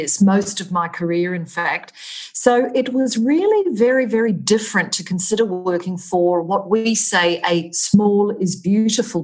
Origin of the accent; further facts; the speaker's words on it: Australia; accent: Australian; moved away as an adult; also born or lived in Vietnam; now in Dubai, United Arab Emirates; I am Australian, as probably the listeners can tell from my accent